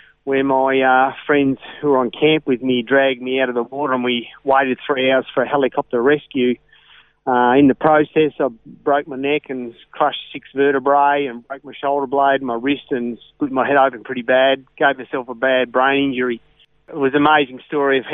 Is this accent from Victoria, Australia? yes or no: yes; Ballarat, Victoria, Australia; I was born in Victoria, spent most of my life and was raised in Ballarat